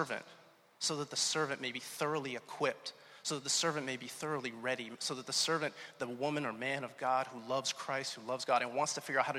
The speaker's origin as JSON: {"language": "English", "town": "Pittsburgh", "region": "Pennsylvania", "country": "United States", "also_born_or_lived": "Atlanta, Georgia", "moved": "yes", "lives_now": "Rhode Island, United States", "said": "I'm really from Pittsburgh originally"}